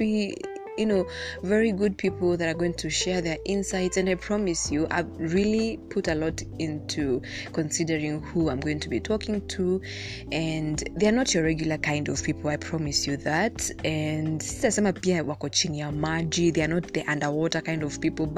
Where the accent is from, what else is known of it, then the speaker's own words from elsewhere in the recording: Kenya; Being Kenyan is already complicated